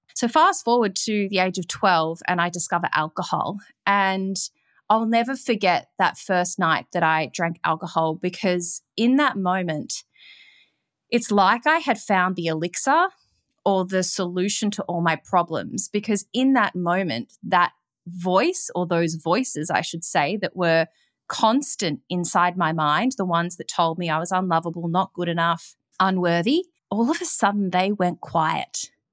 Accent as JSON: {"language": "English", "town": "Melbourne", "region": "Victoria", "country": "Australia", "tie": "born or raised there", "said": "I grew up in Melbourne, Australia"}